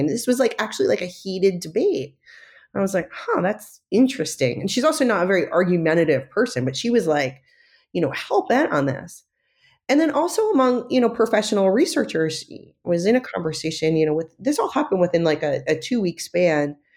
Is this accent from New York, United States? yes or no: yes; New York, United States; now in San Francisco, United States; I grew up right outside of Manhattan